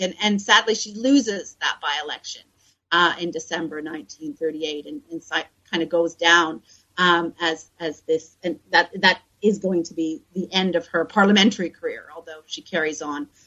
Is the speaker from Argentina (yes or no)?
no; Canada; moved away as an adult; also born or lived in Manchester / Bristol; now in Sheffield, United Kingdom; I'm originally from Canada, and I did my first degree at McGill. Uh, then I came to Britain to do my postgraduate uh, research